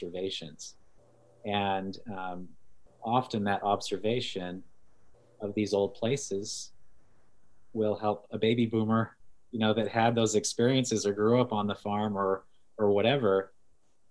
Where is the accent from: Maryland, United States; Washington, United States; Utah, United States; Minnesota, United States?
Utah, United States; I grew up in Utah